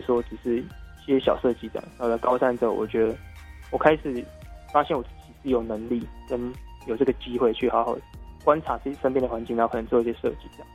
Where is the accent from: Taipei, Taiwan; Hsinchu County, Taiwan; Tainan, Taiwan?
Tainan, Taiwan; 我是台南人，但是我住新营区